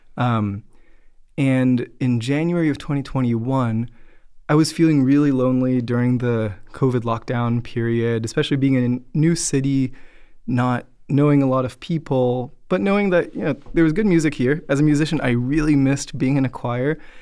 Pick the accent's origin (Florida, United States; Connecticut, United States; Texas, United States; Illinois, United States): Florida, United States; I grew up in Florida